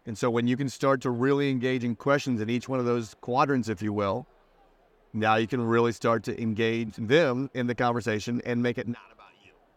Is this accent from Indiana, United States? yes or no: yes; Indiana, United States; also born or lived in Southern California; now in Charleston, United States; Midwest boy, Indiana